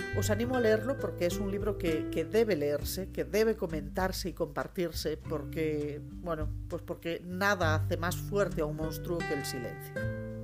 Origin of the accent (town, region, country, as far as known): Galicia, Spain